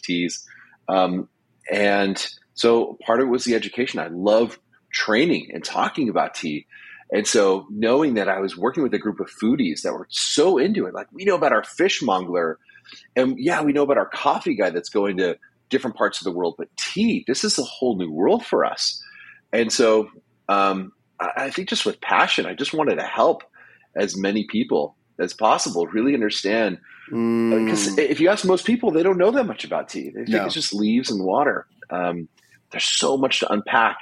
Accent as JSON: {"language": "English", "country": "United States", "said": "I'm an American"}